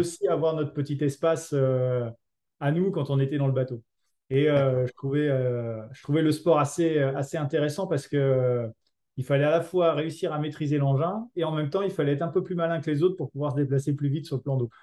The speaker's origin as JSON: {"language": "French", "town": "Mâcon", "region": "Bourgogne-Franche-Comté", "country": "France", "said": "je venais de Mâcon"}